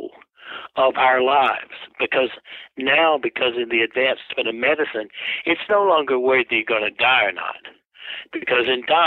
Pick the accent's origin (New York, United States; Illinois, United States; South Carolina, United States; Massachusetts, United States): South Carolina, United States; I'm from South Carolina